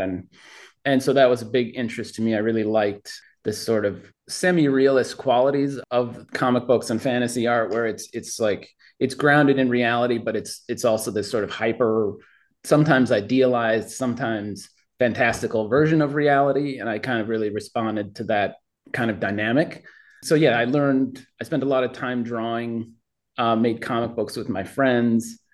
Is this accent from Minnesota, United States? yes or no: yes; Minneapolis, Minnesota, United States; born or raised there